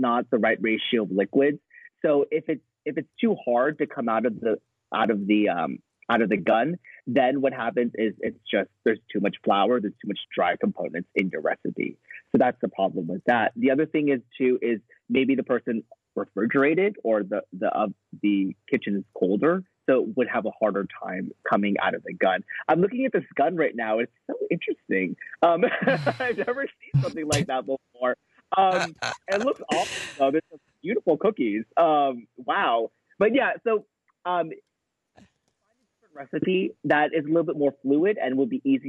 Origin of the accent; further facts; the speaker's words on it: United States; I'm an American